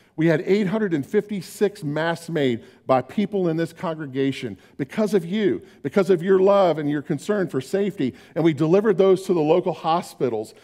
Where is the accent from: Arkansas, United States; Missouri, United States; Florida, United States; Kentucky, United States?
Florida, United States; Orlando; moved away; When I was growing up in Orlando